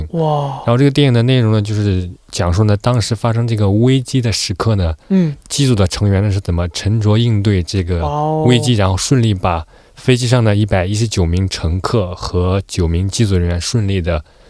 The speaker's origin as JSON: {"language": "Chinese", "country": "China", "said": "因为同时身为中国人的话呢，"}